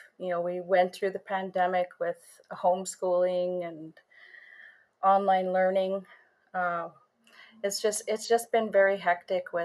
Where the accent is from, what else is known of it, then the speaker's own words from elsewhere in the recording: Sioux Lookout, Ontario, Canada; I am from Sulakout, Ontario.